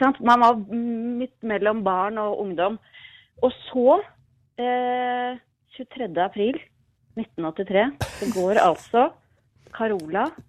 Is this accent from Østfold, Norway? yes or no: no; Jessheim, Akershus, Norway; jeg var tolv år gammel, bodde på Jessheim